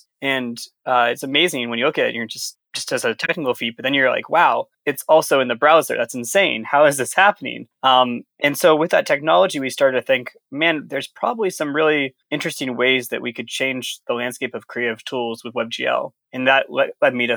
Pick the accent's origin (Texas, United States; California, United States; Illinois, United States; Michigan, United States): California, United States; Sonoma County; moved away as an adult; also born or lived in Providence, Rhode Island; I'm originally from Sonoma County in California